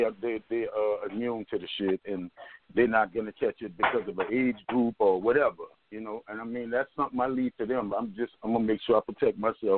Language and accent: English; New Orleans, Louisiana, United States; Well, in this present time, you know, I tell you the truth, man, a lot of we really, in New Orleans, per se, we really, they don't really have a lot of that going on